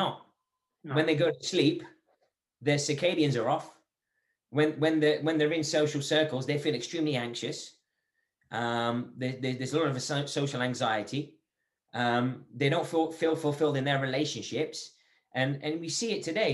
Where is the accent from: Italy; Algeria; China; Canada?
Algeria; now in England; I'm from Algeria.